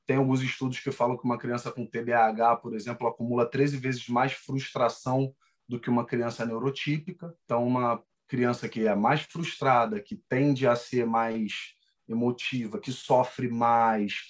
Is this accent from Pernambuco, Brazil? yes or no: no; Rio de Janeiro, Brazil; sou natural do Rio de Janeiro